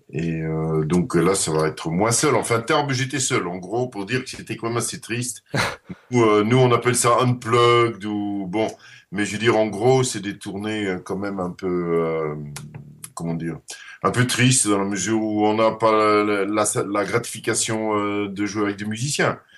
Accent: Netherlands; first language Dutch; French is a second language; moved away; also born or lived in Leuven / Brussels / Paris; je suis néerlandais et néerlandophone

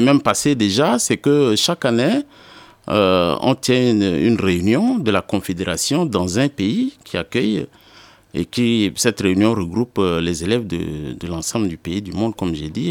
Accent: N'Djamena, Chad; je suis né le 2 août 1974 à N'Djamena, c'est la capitale du Tchad.

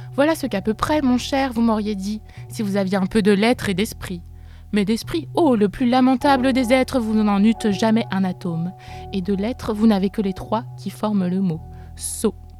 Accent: Gérardmer, Grand Est, France; moved away as an adult; also born or lived in Reims / Épinal / Bordeaux / Bilbao; now in Saint-Nazaire, France; je suis née à Reims et ensuite j'ai grandi dans les Vosges à Gérardmer

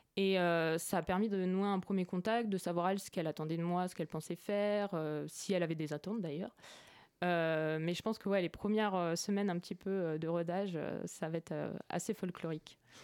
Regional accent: Orsay, Île-de-France, France; je viens de d'Orsay, dans le 91 à la base

